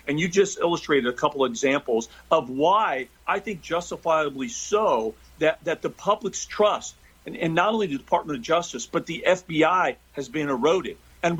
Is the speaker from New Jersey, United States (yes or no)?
no; Kansas City, Missouri, United States; now in Virginia, United States; I was actually born and raised in Kansas City.